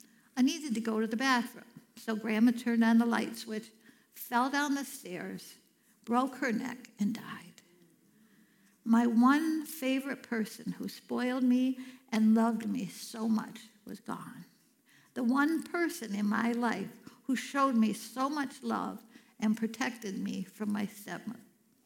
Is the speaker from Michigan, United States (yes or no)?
yes; Cadillac, Michigan, United States; also born or lived in Chicago; I was born in Chicago while my parents were attending Moody Bible Institute. After they graduated, we moved to Cadillac, Michigan.